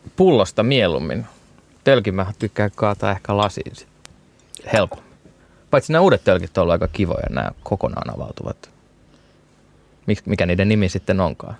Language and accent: Finnish; Turku, Southwest Finland, Finland; moved away as an adult; now in Bordeaux, France; Turusta, mistä mä oon kotoisin